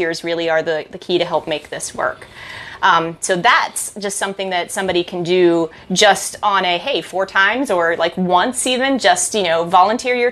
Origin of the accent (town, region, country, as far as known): Frederick, Maryland, United States; also born or lived in Utah